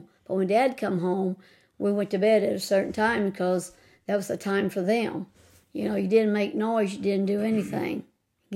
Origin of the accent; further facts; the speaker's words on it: Fredericktown, Missouri, United States; I was raised here on North Minamot